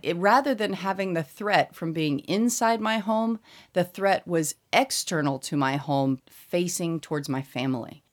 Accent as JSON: {"language": "English", "town": "Colorado Springs", "region": "Colorado", "country": "United States", "tie": "born or raised there", "also_born_or_lived": "Indiana / Massachusetts / South Carolina", "moved": "as an adult", "lives_now": "Seoul, South Korea", "said": "I'm from Colorado, and I'm specifically from Colorado Springs"}